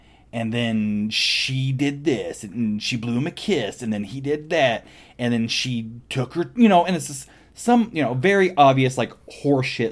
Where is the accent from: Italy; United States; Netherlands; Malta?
United States; Midwest; growing up in the Midwest with a bunch of dumb kids